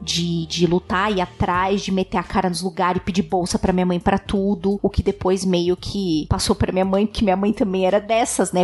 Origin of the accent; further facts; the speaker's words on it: São Paulo, Brazil; eu sempre morei em São Paulo, nasci, fui criada em São Paulo